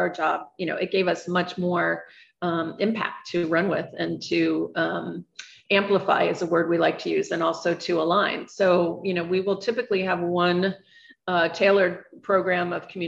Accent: New York City, New York, United States; as a New Yorker

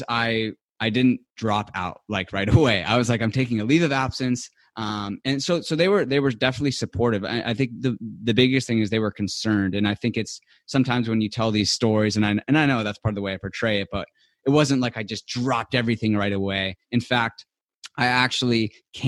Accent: Southern California, United States; I grew up in Southern California in a really nice neighborhood and community

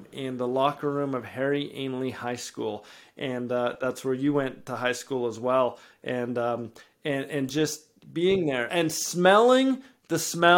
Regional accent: Edmonton, Alberta, Canada; I was born and raised in Edmonton

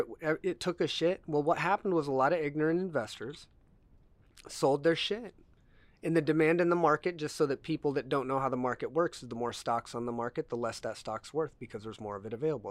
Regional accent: United States

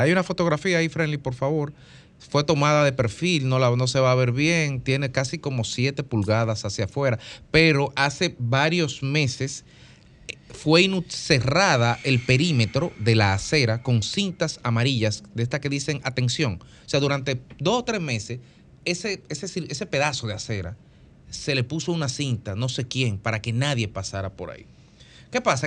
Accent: Dominican Republic; como dominicanos

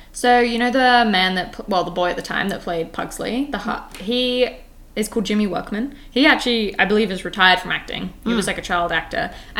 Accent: United Kingdom; now in Canada; I'm British.

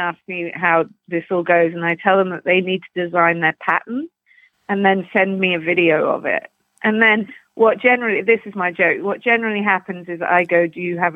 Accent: London, United Kingdom; now in Canada; I grew up in Putney, which is just on the outskirts, kind of southwest London, and near Surrey

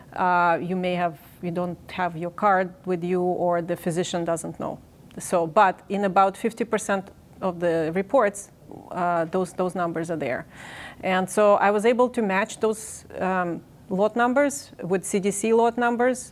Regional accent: Ukraine; moved away as an adult; now in United States; I'm originally in Ukraine. I grew up in the Soviet Union.

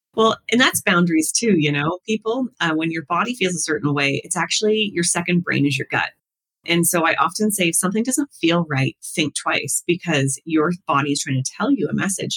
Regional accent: the Maritimes, Canada; moved away; I come from the Maritimes

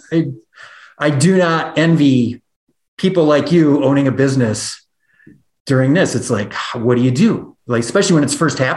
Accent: Janesville, Wisconsin, United States; moved away as an adult; also born or lived in Minnesota; now in Jackson, United States; I grew up in the Midwest. I grew up in Janesville, Wisconsin, and lived in the Midwest until January 1st, 2017 when I moved here.

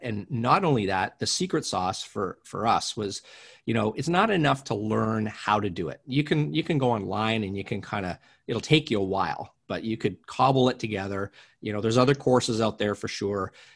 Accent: Canada; moved away as an adult; now in Los Angeles, United States; I'm originally from Canada. I live in Los Angeles now.

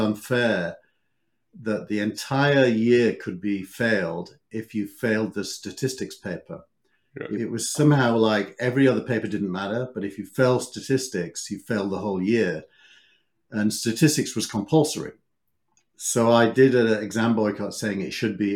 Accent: Scarborough, Yorkshire and the Humber, United Kingdom; now in Silicon Valley, United States; I grew up in the north of England in a beautiful town called Scarborough.

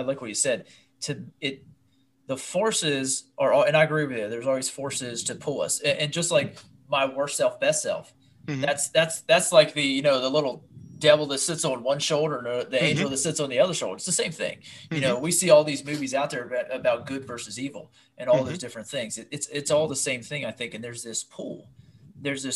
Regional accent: Pennsylvania, United States; I come from Pennsylvania, a blue collar, work your ass off

